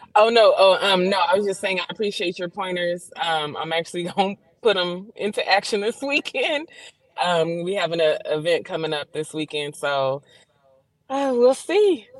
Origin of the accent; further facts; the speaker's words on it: San Bernardino, California, United States; accent: southern; I'm in San Bernardino, about 30 minutes outside